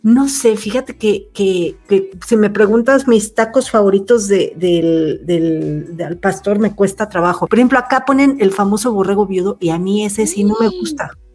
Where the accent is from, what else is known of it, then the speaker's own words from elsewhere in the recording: Mexico City, Mexico; como buena chilanga